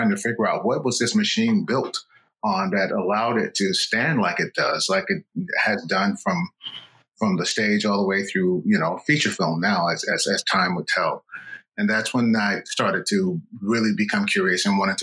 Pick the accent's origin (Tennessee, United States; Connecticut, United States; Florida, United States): Tennessee, United States; Nashville; moved away as an adult; also born or lived in New York City; I'm originally from Nashville, Tennessee